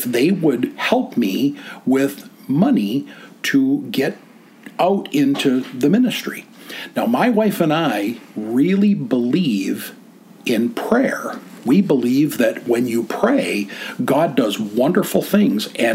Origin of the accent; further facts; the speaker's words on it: Grand Rapids, Michigan, United States; I grew up right here in Michigan, not too far away over by Grand Rapids